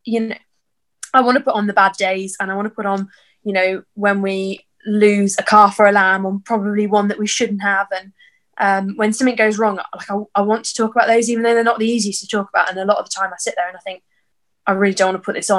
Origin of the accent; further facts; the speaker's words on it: Birmingham, West Midlands, United Kingdom; I'm from Birmingham.